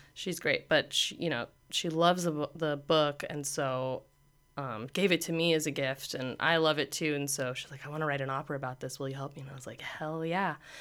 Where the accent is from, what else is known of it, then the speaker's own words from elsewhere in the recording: Pasadena, California, United States; I'm from Pasadena